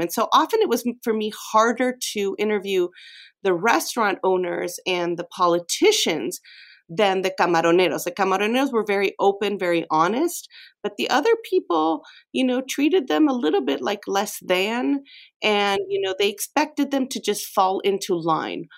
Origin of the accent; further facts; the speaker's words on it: Mexico; moved away; I grew up in Mexico